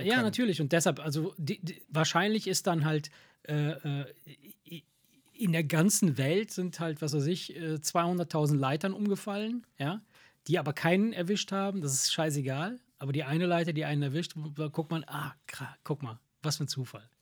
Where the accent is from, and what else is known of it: near Salerno, Campania, Italy; now in Germany